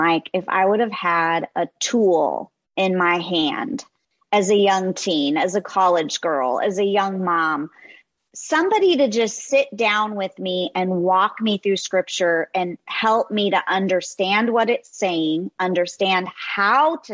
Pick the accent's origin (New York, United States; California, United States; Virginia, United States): California, United States; Los Angeles; as a teenage girl growing up in Southern California